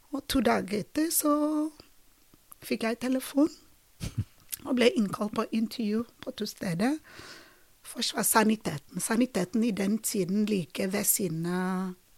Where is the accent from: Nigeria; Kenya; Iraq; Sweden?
Nigeria; Uyo, Akwa Ibom; Norwegian is a second language; moved away as an adult; also born or lived in Drammen, Norway; now in Norway; jeg har fått å vokse opp i Ujo, i en familie, ganske stor familie